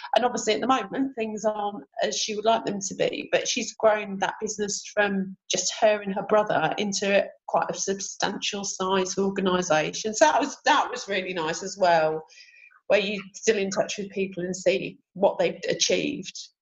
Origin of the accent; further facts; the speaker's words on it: Sheffield, Yorkshire and the Humber, United Kingdom; moved away as an adult; now in Canterbury, United Kingdom; I live in Canterbury. I'm originally from Sheffield and moved down to Kent about 25, 26 years ago